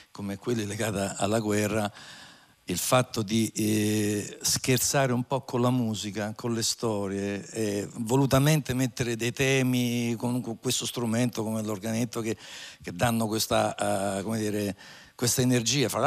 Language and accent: Italian; Formia, Lazio, Italy; essendo di, di Formia